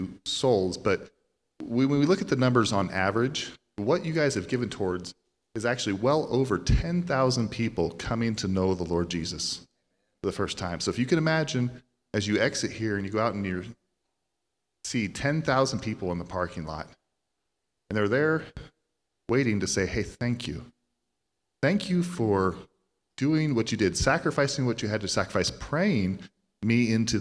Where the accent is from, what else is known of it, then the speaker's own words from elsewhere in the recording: Central Iowa, United States; now in Texas, United States; We're originally from Central Iowa, but we've been native to Texas here for a good chunk of that time